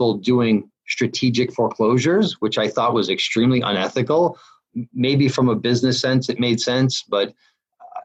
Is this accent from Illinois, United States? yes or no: no; Massachusetts, United States; moved away; I'm Northeast. I'm from the Northeast. I'm New England. I'm from Massachusetts. We have a reputation back there.